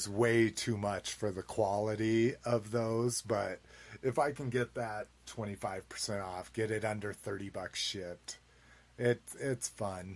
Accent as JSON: {"language": "English", "region": "New Mexico", "country": "United States", "tie": "born or raised there", "moved": "yes", "lives_now": "Colorado, United States", "said": "Growing up in New Mexico"}